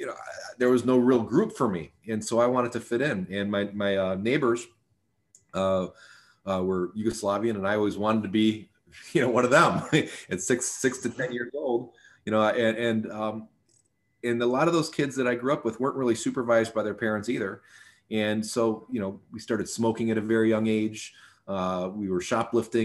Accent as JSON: {"language": "English", "town": "Sterling Heights", "region": "Michigan", "country": "United States", "tie": "born or raised there", "said": "I grew up in Sterling Heights, Michigan, which is a suburb of Detroit"}